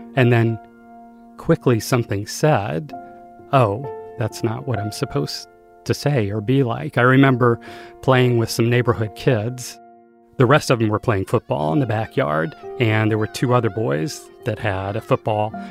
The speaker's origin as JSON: {"language": "English", "town": "Greensboro", "region": "North Carolina", "country": "United States", "tie": "born or raised there", "said": "I was born in 1963 in Greensboro, North Carolina."}